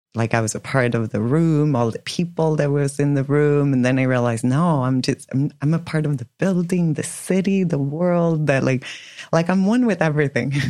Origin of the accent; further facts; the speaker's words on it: Sweden; moved away as an adult; also born or lived in New York; now in Miami, United States; born and raised in Sweden. So I was in Sweden until I was 25